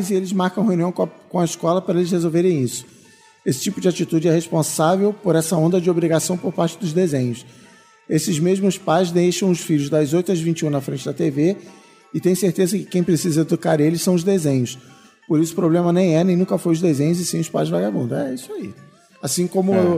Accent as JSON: {"language": "Portuguese", "town": "Ribeirão Preto", "region": "São Paulo", "country": "Brazil", "said": "sou de Ribeirão Preto e sobrevivo de publicidade."}